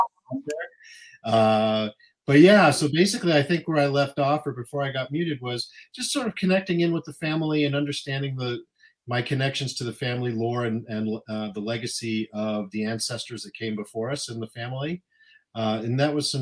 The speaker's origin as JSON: {"language": "English", "town": "Littleton", "region": "Colorado", "country": "United States", "tie": "born or raised there", "moved": "as an adult", "lives_now": "San Anselmo, United States", "said": "We grew up in Colorado, just outside Denver, Colorado, in a town called Littleton"}